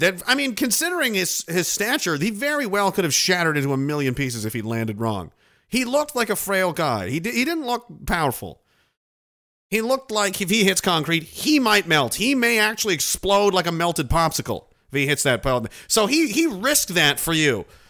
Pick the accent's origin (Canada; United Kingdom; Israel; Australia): Canada; as Canadian citizens